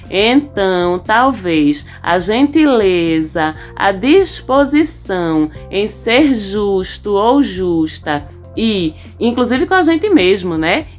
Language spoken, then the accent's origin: Portuguese; Northeast Region, Brazil; eu sou nordestina